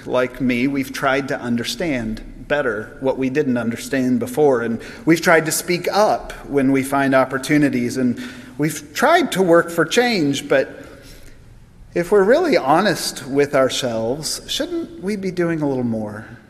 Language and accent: English; United States; as American Christians